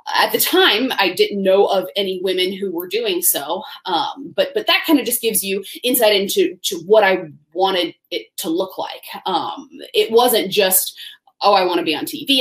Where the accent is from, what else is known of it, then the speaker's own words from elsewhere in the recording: Tallahassee, Florida, United States; moved away; I grew up in Tallahassee, Florida